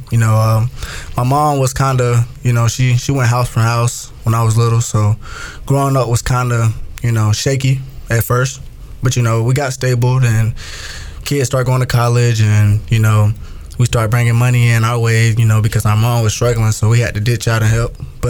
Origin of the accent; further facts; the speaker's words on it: Spartanburg, South Carolina, United States; I'm from Spartanburg, South Carolina. You know, a little town in Spartanburg.